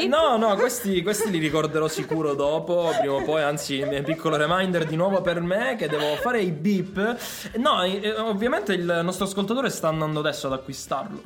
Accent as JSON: {"language": "Italian", "region": "Calabria", "country": "Italy", "said": "siamo calabresi"}